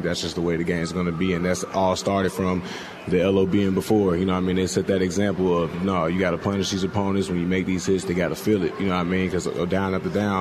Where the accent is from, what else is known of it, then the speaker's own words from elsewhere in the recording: Indiana, United States; moved away as an adult; now in Seattle, United States; Where I'm from, I'm from Indiana